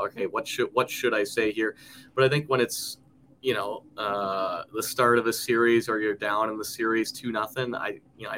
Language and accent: English; New England, United States; moved away as an adult; also born or lived in Lake Forest, Illinois; now in Idaho, United States; We grew up in New England with all our roots back in the Midwest in Wisconsin, where both my parents were from.